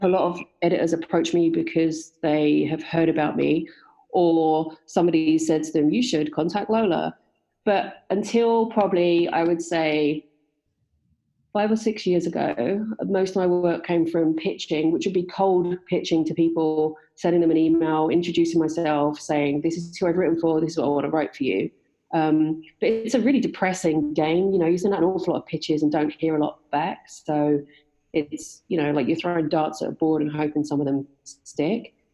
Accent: London and the West Country of England, United Kingdom; moved away as an adult; also born or lived in West Country; now in Canada; I grew up in London and in the West Country of England. Um, but I've been living in Canada for 22 years now

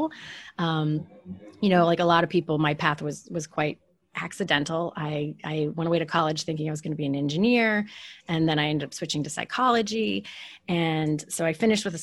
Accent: West Virginia, United States; moved away as an adult; I grew up in West Virginia.

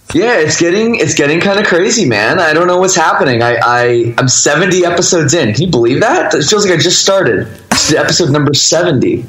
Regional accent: Toronto, Ontario, Canada; I grew up in the Toronto, Canada suburbs

